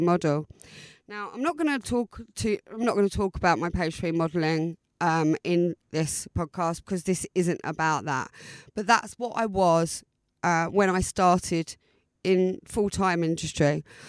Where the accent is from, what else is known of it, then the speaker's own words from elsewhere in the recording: Southend-on-Sea, East of England, United Kingdom; moved away as an adult; now in Brighton, United Kingdom; original Essex girl, born and bred in South Endonsee